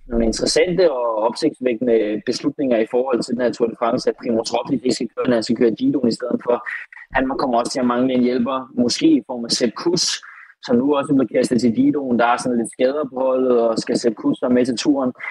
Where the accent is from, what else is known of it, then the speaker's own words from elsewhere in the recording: Denmark; når vi er fra Danmark.